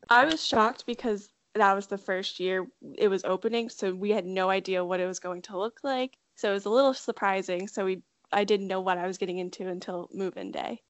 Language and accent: English; Delaware, United States; I'm from Delaware, one of my friends who went to my high school also went to UD as well